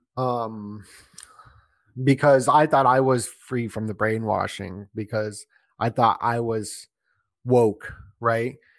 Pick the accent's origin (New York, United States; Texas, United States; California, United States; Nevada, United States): Nevada, United States; Las Vegas; I grew up in Vegas, so when I was a little kid